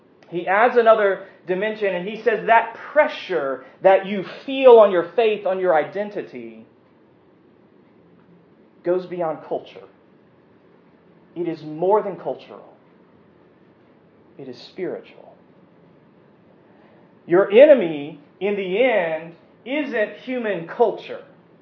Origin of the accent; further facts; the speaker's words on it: United States; We as American Presbyterians